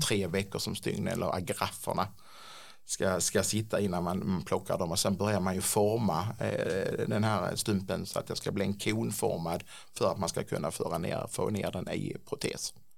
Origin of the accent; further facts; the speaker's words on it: Klippan, Skåne, Sweden; now in Ängelholm, Sweden; Från början så kommer jag inte från Ängelholm utan jag är en sån här klippanpåg eh, som har sprungit runt på gatorna i Klippan och hittat på bus